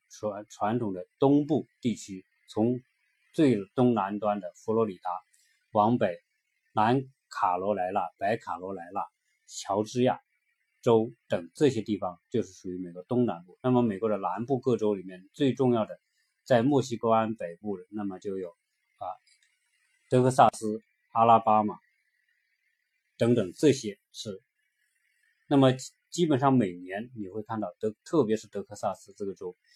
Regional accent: China; 对于我们中国人来说非常，对房子的关注

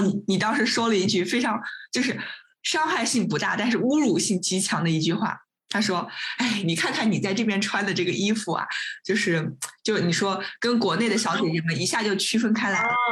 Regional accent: Nanjing, Jiangsu, China; 他也是我们南京人

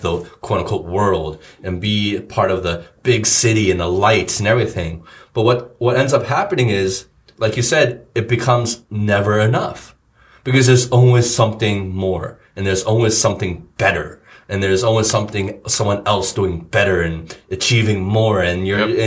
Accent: United States; moved away; in the states where we grew up

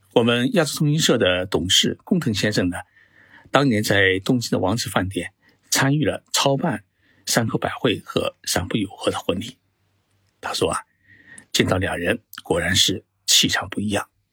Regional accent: China; 我们中国人

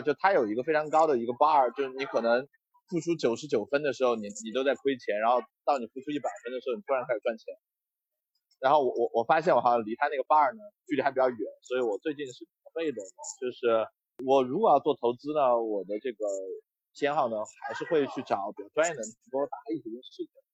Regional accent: Chengdu, Sichuan, China; 我是个成都人

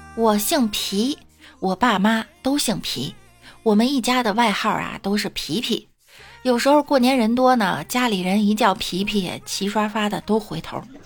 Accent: Shandong, China; 我们山东人耿直

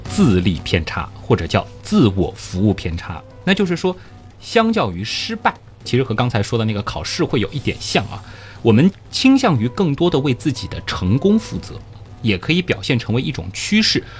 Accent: Shanghai, China; 我是上海人

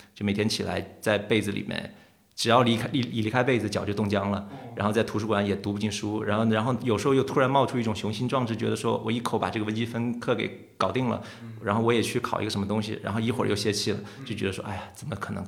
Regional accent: Hengyang, Hunan, China; moved away as an adult; 我老家是湖南衡阳嘛，我在那长大十八岁才出来，读大学的

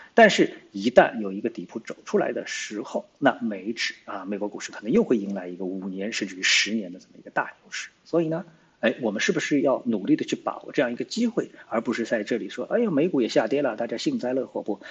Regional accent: China; 作为中国人

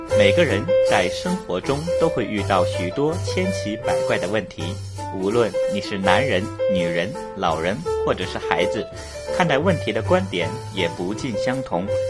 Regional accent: Liaoning, China; accent: Liaoning; 辽宁口音还可以

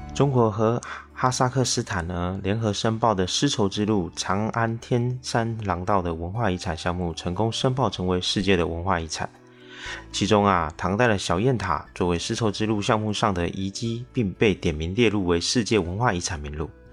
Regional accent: Taiwan; 我是一位来自台湾省的小哥哥

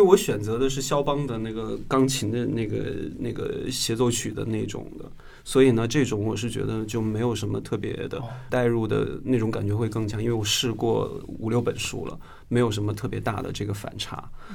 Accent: Northeast China, China; moved away; 前几年回我的东北老家的时候

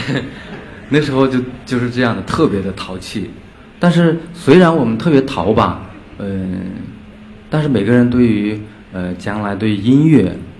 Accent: Inner Mongolia grasslands, China; 我从小就是来自于一个边缘地区。 内蒙古草原

